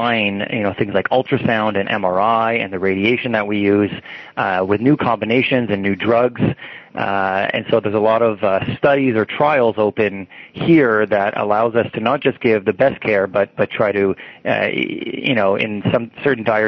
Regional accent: Toronto, Ontario, Canada; I grew up in Toronto

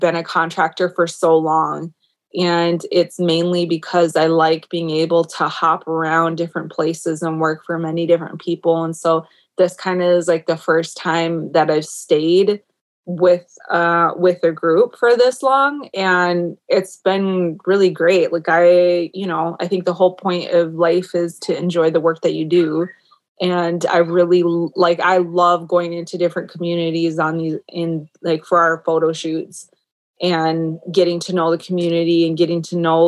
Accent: Minnesota, United States; born and raised in Minnesota

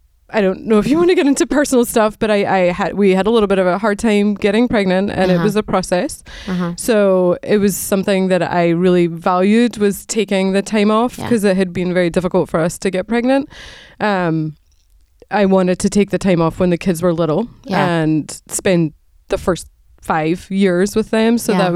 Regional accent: Scotland, United Kingdom; moved away as an adult; now in United States; So I grew up in Scotland, and I went to the University of Edinburgh and did nursing as my graduate degree, and moved to the States in the late 90s, and got married to an American

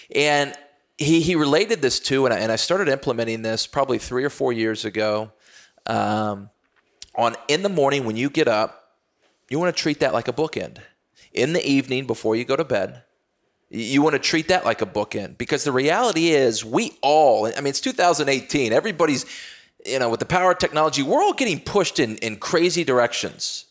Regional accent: Texas, United States; I grew up playing football in Texas

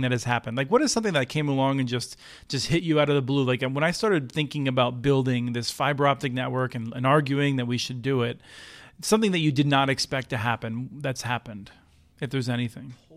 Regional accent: Eastern Pennsylvania, United States; I grew up in Eastern Pennsylvania

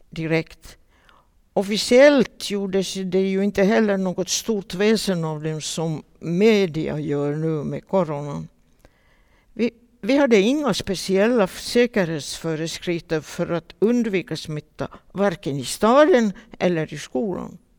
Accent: Vaasa, Ostrobothnia, Finland; Och vi var många Vasaflickor.

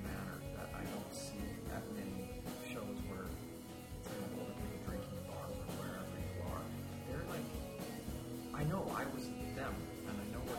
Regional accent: Victoria, British Columbia, Canada; Both Steve and I grew up in Boston, Victoria

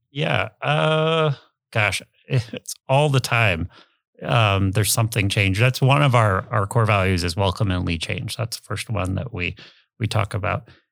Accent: Omaha, Nebraska, United States; also born or lived in Arizona / Ralston; I grew up in Dundee, went to Dundee Elementary, then went to Lewis and Clark, and then eventually to Central

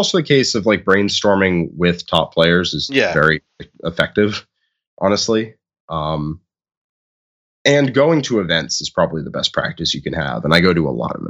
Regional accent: Northeast, United States; I'm from the Northeast.

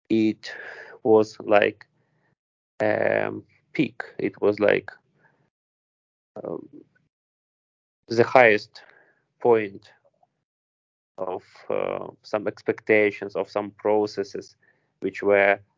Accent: Vinnytsia, Vinnytsia Oblast, Ukraine; English is a second language; So I am from Vinnytsia, as I said. Okay, it's like uh, central west part of Ukraine.

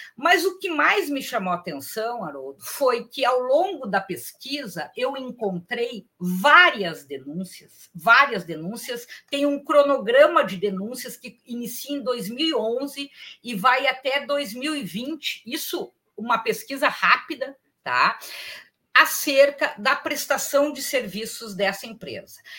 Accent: Porto Alegre, Rio Grande do Sul, Brazil; Eu sou de Porto Alegre

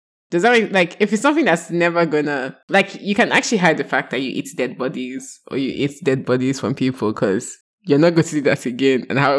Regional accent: Nigeria; as a Nigerian girl, I think she's very sassy to her mommy and her daddy

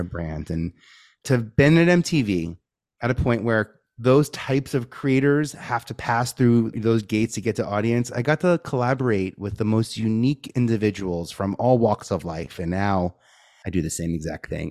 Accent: New York City, New York, United States; I'm from New York, uh, born and raised in Staten Island

